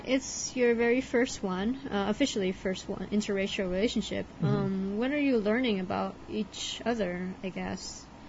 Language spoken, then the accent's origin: English; Southern California, United States; I'm American born. We're both from California. We're both from Southern California.